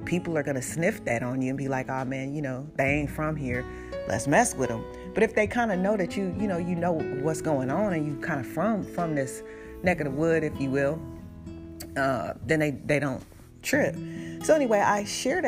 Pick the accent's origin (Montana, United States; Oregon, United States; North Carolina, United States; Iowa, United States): Oregon, United States; Portland; moved away; also born or lived in Oakland, California; When I grew up in Portland, like, I was also in the neighborhoods where my brothers were in gangs